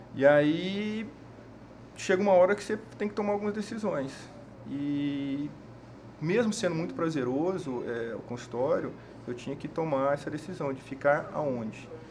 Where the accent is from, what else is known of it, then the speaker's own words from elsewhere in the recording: Goiânia, Goiás, Brazil; moved away as an adult; now in Cuiabá, Brazil; eu sou de Goiânia